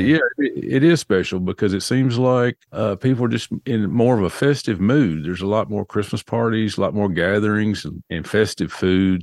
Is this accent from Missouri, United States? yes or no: no; Nashville, Tennessee, United States; accent: southern; I was born and raised in Nashville, Tennessee, but all my family was from the western part of the state of Tennessee